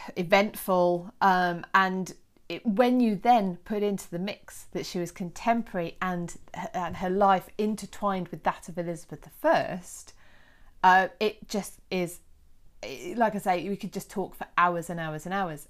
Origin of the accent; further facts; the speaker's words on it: United Kingdom; us Brits